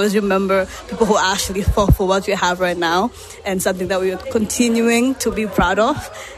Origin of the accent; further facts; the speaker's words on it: Tanzania; now in United States; I'm from Tanzania, a country in East Africa.